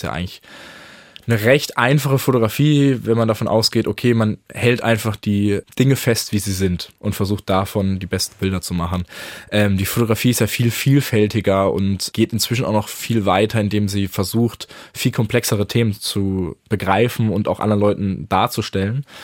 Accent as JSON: {"language": "German", "town": "Karlsruhe", "region": "Baden-Württemberg", "country": "Germany", "said": "Äh, ich komme ursprünglich aus Karlsruhe und äh, habe deswegen auch so eine gewisse Sympathie mit dem KSC dort vor Ort."}